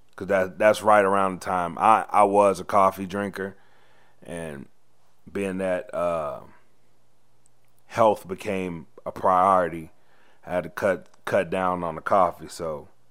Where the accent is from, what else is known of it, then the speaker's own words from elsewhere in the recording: the South, United States; I'm from the South